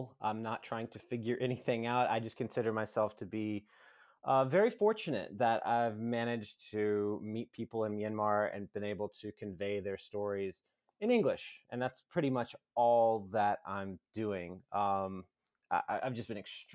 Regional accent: the South, United States; moved away; I grew up in the U.S.

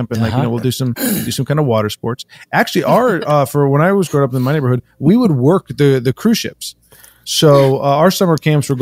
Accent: Miami, Florida, United States; I'm from Miami

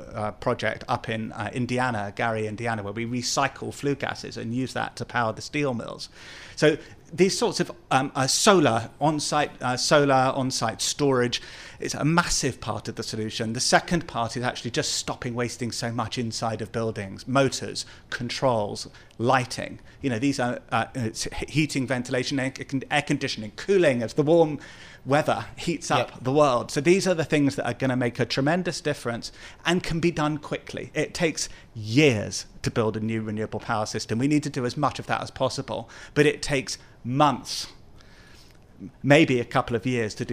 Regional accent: London, United Kingdom; like my hometown of London, because of the cars, taxis, and buses.

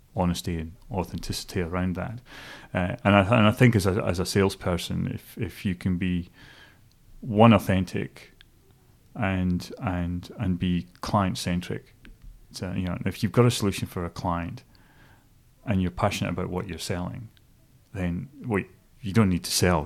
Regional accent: Stonehaven, Scotland, United Kingdom; moved away as an adult; also born or lived in Dingwall, Scotland; now in New Zealand; growing up in a place called Stonehaven, which is on the east coast, just south of Aberdeen

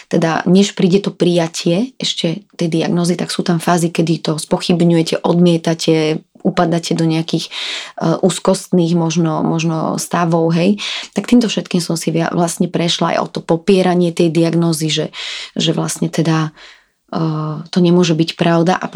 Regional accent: Slovakia; veď predsa genofon môjho muža, ktorý je na polovicu z Palestíny a ja som zo Slovenska, nie je taký príbuzný

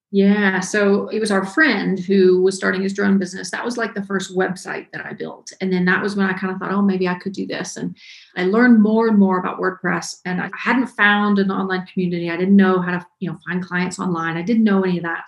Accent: Ellijay, Georgia, United States; I'm from a very small town in North Georgia. It's called Ellijay. Um, tiny, tiny little town grew up there, kind of born and raised in Georgia.

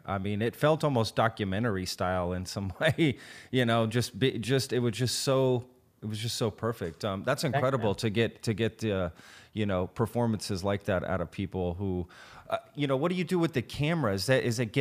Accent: Texas, United States; I'm a Texan

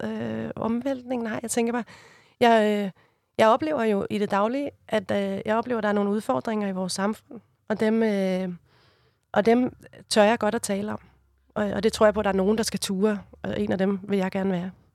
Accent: Copenhagen, Capital Region of Denmark, Denmark; Jeg er fra Amager

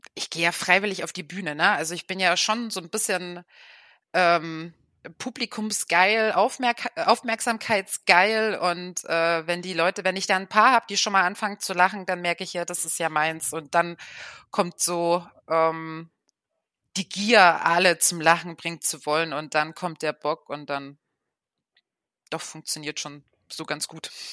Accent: Dresden, Saxony, Germany; moved away as an adult; now in Oldenburg, Germany; gebürtig komme ich aus Dresden, wohne jetzt seit zehn Jahren in Oldenburg

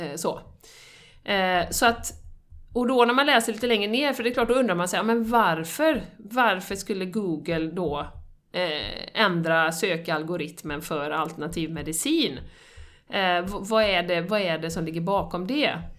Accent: Sweden; som svensk

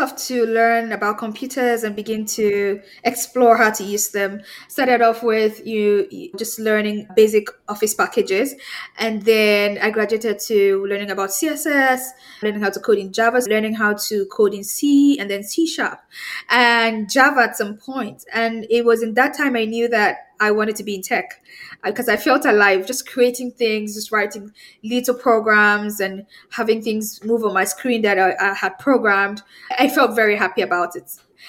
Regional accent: Nigeria; I'm from Nigeria.

